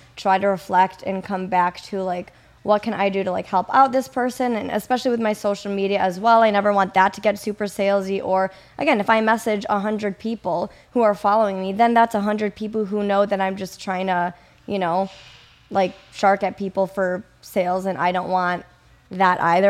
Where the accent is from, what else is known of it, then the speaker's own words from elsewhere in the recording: Kenosha, Wisconsin, United States; also born or lived in Madison, Wisconsin; I'm, I'm originally from, or grew up, for the most part, in Wisconsin, Kenosha